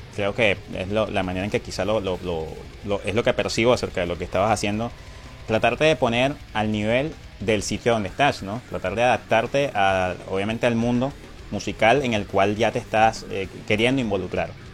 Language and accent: Spanish; Venezuela; lo que somos los venezolanos afuera